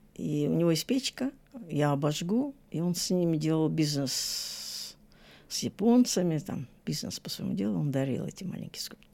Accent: Saint Petersburg, Russia; now in Australia; Я же из Ленинграда

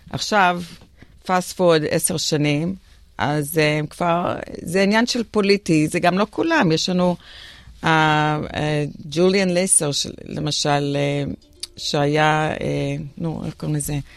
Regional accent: Israel; moved away as an adult; now in Australia; טוב, אני uh, נולדתי באוסטרליה, גרתי בארץ בגיל, עליתי בגיל חמש ב-63, ועוד פעם בגיל 11, ב-69, נשארתי 14 שנה.

